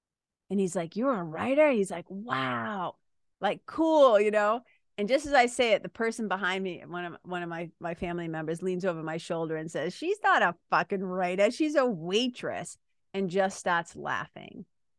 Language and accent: English; Lawrence, Massachusetts, United States; Like, I come from Lawrence, Massachusetts, Boston, Massachusetts, right?